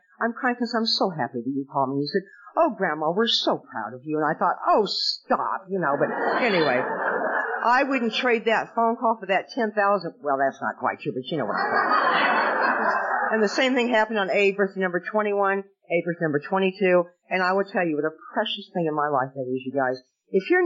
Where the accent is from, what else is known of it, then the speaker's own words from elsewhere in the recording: Nebraska, United States; now in Southern California, United States; when I was growing up in Nebraska